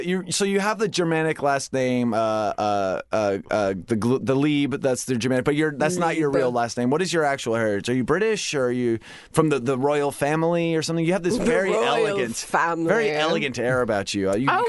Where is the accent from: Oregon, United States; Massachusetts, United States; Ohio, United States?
Ohio, United States; I mean, I'm an Anderson from the Ohio Andersons.